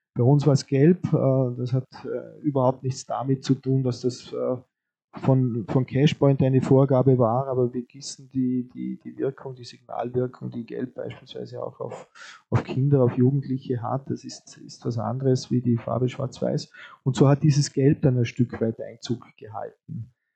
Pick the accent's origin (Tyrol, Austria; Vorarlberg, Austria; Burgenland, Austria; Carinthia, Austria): Vorarlberg, Austria; als Vorarlberger